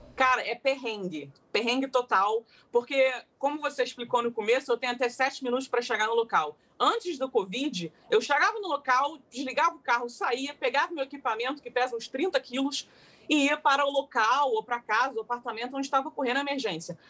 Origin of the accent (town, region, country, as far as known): Rio de Janeiro, Brazil; moved away as an adult; now in London, United Kingdom